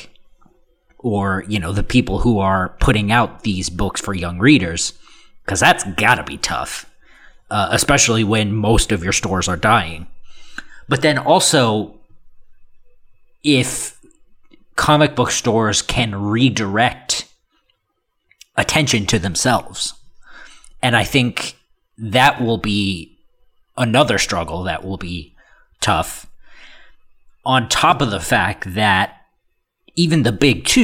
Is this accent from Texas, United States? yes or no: yes; Texas, United States; my hometown, you know, bumfuck middle of nowhere, Texas